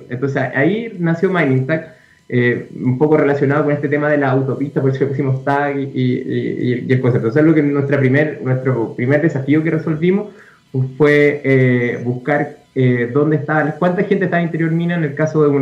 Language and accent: Spanish; Rancagua, O'Higgins, Chile; Eh, bueno, yo soy de Rancagua, entonces eh, siempre tuve una cercanía con el teniente.